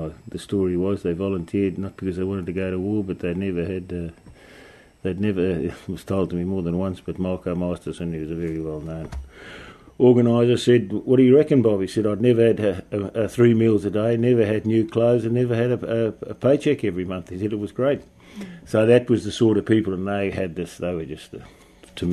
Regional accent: South Africa; moved away as an adult; also born or lived in Britain / Adelaide; now in Melbourne, Australia; I was born in Britain and I grew up in South Africa, and I left there when I was 23 years old.

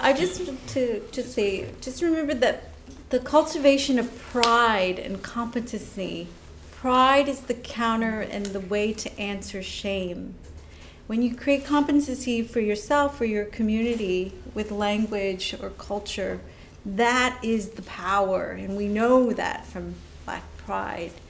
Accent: United States; as an American

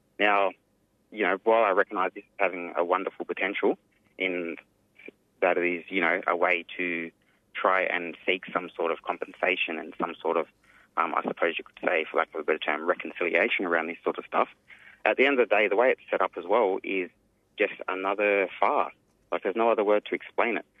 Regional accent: Yuin Nation, south coast of New South Wales, Australia; I'm from the Doin Nation. It's on the south coast of New South Wales

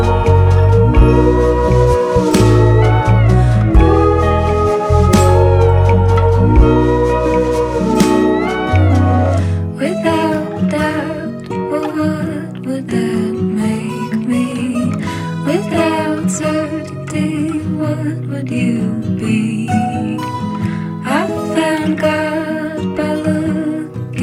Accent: Charlottesville, Virginia, United States; I'm a songwriter from Charlottesville, Virginia in the United States

